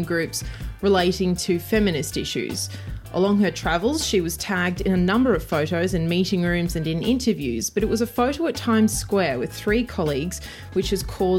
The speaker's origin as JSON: {"language": "English", "country": "Australia", "moved": "yes", "lives_now": "Madrid, Spain", "said": "my Spanish isn't great. I'm from Australia"}